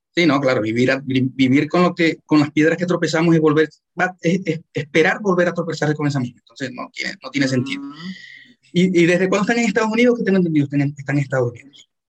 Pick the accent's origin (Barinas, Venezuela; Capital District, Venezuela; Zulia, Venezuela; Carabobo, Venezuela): Zulia, Venezuela; Maracaibo; yo, soy maracucho